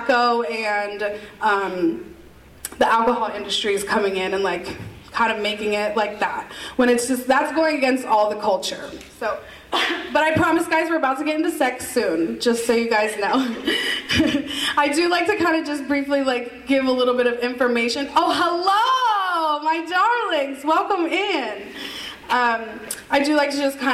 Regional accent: Pennsylvania, United States; also born or lived in Miami / Las Vegas; I'm from Pennsylvania

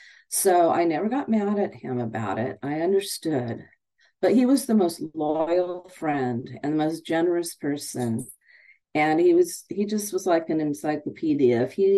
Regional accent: California, United States; I grew up in Southern California with a father who loved music, loved all kinds of music.

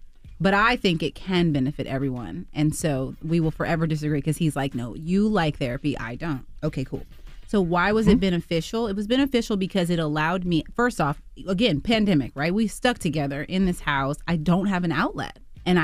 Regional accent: Texas, United States; He's from Philly, I'm from Texas, and there's a lot of things you can take from

